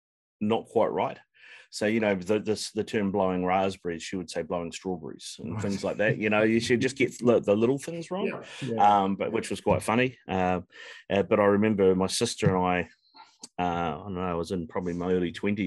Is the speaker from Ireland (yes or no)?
no; Auckland, New Zealand; I grew up out in East Auckland